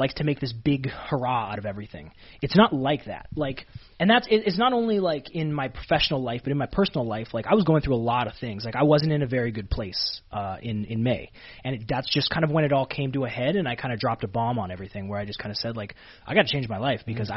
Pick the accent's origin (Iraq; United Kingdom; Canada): Canada; moved away as an adult; now in Florida, United States; I was from Canada